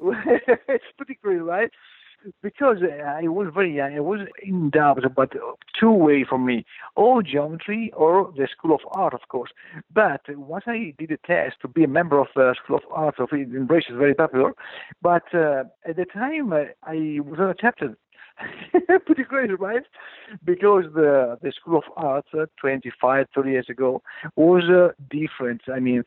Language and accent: English; Italy; Italy is a really ancient place, ancient country, with all the best about the history and for the worst at the same time. Small country, but at the same time full of things to understand, to know, whatever the history is, like the culture, the arts.